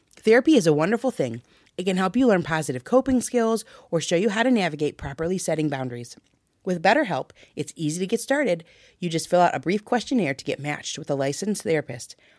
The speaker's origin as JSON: {"language": "English", "region": "Michigan", "country": "United States", "said": "we're from Michigan"}